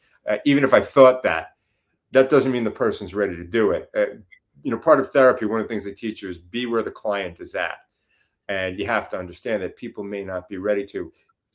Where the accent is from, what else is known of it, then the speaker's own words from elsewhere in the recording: New York, United States; accent: New York; moved away; I'm originally from New York